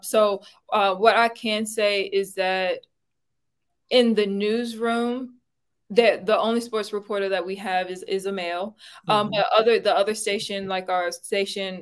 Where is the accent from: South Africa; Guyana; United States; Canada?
United States; Brunswick County, Virginia; now in Charlottesville, United States; My hometown is Brunswick County, Virginia